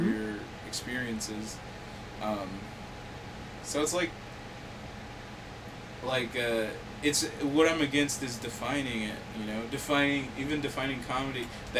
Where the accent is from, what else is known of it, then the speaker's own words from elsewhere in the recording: California, United States; I'm from California!